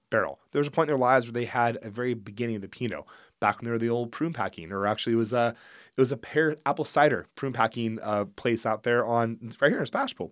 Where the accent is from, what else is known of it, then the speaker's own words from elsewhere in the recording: Geyserville, California, United States; also born or lived in Healdsburg, California; I actually was raised in Geyserville